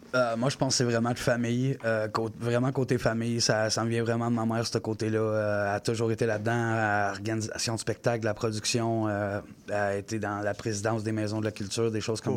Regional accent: Gatineau, Quebec, Canada; je viens de Gatineau, euh, secteur Buckingham

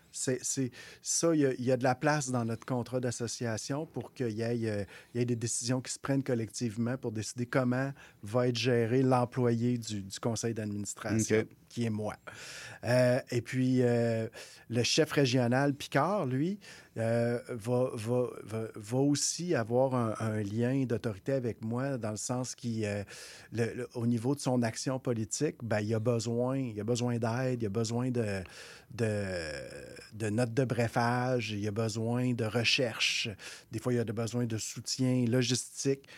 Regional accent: Quebec City, Quebec, Canada; also born or lived in Maliotenam (Uashat mak Mani-utenam), Quebec; je suis né là, mais je suis parti à peu près à quatre ans. Puis, je, j'ai été m'établir dans, la ville de Québec, où, où, je suis maintenant depuis plusieurs années

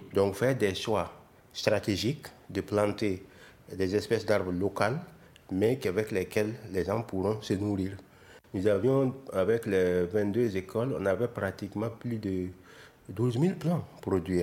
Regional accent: Burkina Faso

